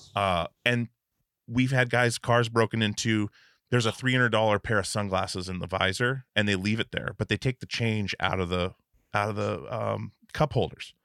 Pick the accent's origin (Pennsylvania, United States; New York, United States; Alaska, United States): Alaska, United States; moved away; also born or lived in Portland; I grew up in Alaska, and well, me and all the band guys grew up in Alaska before we moved to Portland to start touring and stuff